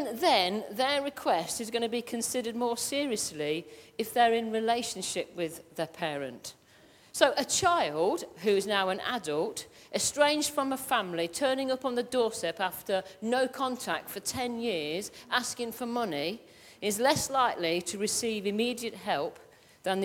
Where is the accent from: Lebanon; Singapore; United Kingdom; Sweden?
United Kingdom; Midlands; I'm from the Midlands and I am not changing my accent, it's ask, A-S-K